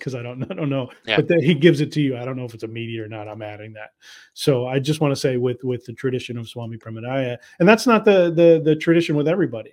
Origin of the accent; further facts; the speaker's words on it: United States; I, as an American